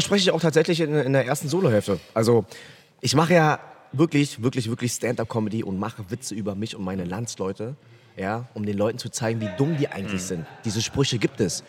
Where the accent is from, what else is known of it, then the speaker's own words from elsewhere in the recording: Berlin, Germany; Ich bin echt für einen Vietnamesen ein Deutscher. Also ich bin ein richtiger Berliner